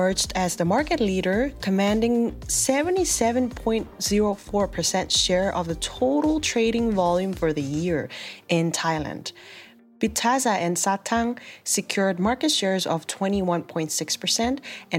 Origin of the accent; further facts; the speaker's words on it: South Korea; My home country, South Korea's Financial Services Commission